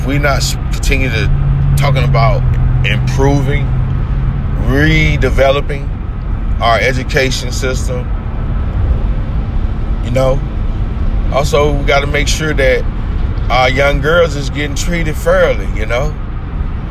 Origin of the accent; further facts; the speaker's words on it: United States; we as American people